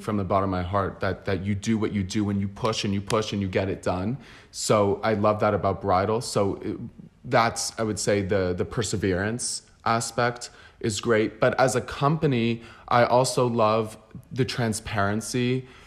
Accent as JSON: {"language": "English", "country": "United States", "moved": "yes", "lives_now": "Barcelona, Spain", "said": "I'm also American and I come from that mentality"}